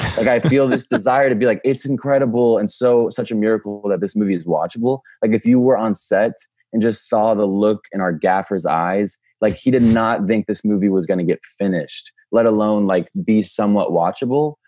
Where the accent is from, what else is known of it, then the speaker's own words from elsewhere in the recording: Dallas, Texas, United States; we're both from Dallas.